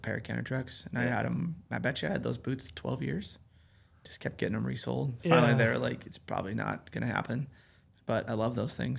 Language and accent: English; Sheridan, Wyoming, United States; I grew up in Sheridan, Wyoming